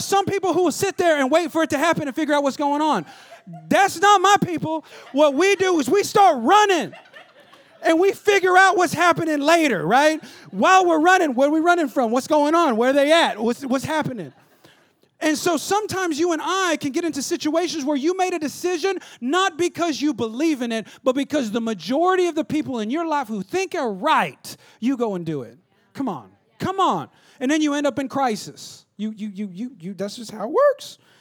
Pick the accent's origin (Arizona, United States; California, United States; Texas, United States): California, United States; Stockton; I'm from Stockton, California, all right? two oh nine